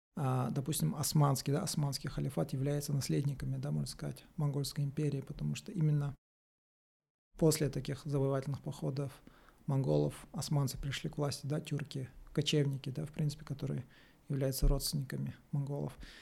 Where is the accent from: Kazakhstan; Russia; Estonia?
Kazakhstan; мы, казахи